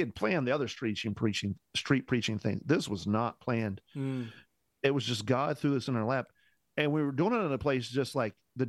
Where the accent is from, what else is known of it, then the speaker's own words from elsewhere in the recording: Indiana, United States; I'm from Indiana